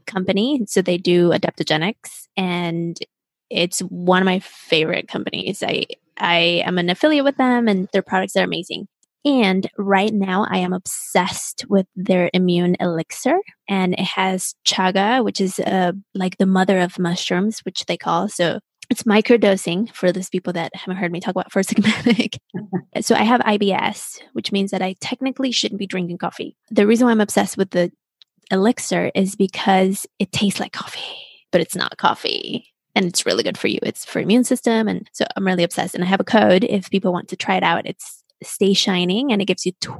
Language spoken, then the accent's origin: English; Mexico City, Mexico; moved away; I'm from Mexico City